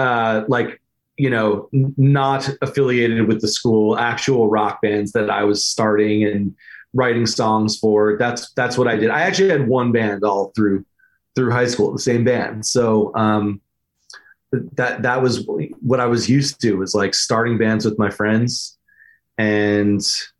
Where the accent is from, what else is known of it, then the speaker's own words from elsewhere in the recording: Roslyn, New York, United States; From Roslyn, New York.